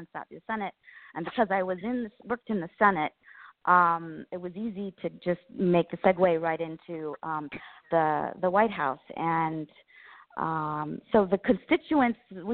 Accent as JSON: {"language": "English", "region": "Colorado", "country": "United States", "moved": "as an adult", "lives_now": "Washington, D.C., United States", "said": "I'm from Colorado"}